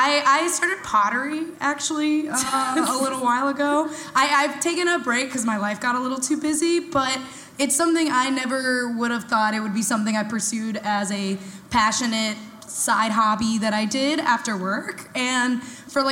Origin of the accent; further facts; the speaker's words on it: Texas, United States; now in Portland, United States; So I'm from the South, like, truly. Texas